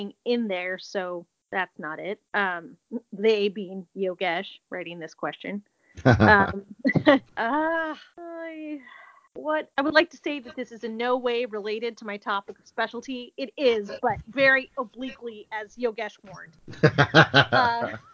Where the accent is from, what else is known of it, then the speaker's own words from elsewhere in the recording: Washington, United States; moved away as an adult; now in Monroe, Wisconsin, United States; I'm from Washington State